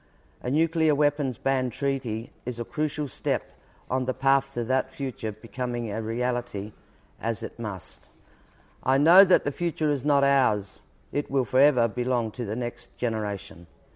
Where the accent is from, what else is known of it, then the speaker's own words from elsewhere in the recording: Koonibba Mission, South Australia, Australia; I was born in 1951 on Kanibba Mission.